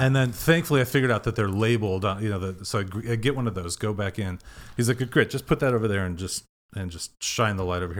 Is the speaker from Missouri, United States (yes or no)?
yes; Kansas City, Missouri, United States; moved away; also born or lived in Madison, Wisconsin / Deerfield, Illinois / Texas; grew up in Kansas City.